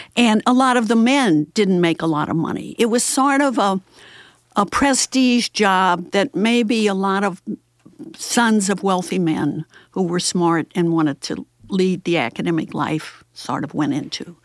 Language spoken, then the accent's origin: English; St. Louis, Missouri, United States; I grew up very near Beaumont High School